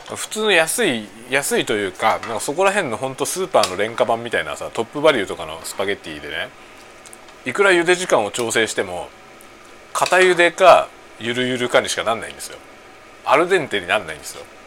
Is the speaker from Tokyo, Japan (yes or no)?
yes; Tokyo, Japan; moved away; 僕の実家はね、東京